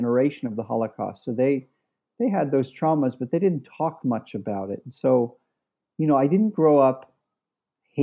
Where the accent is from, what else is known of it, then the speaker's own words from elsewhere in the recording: New Jersey, United States; we grew up in New Jersey in an area that was 50% Jewish, 50% other